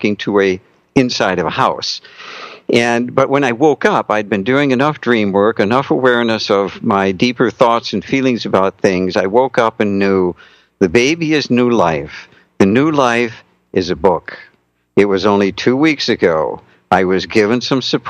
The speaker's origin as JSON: {"language": "English", "region": "North Dakota", "country": "United States", "tie": "born or raised there", "said": "I was raised in North Dakota"}